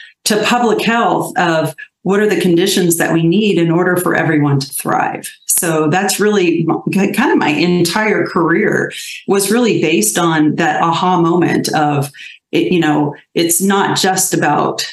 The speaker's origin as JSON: {"language": "English", "town": "South Pasadena", "region": "California", "country": "United States", "tie": "born or raised there", "said": "I was born and raised in South Pasadena"}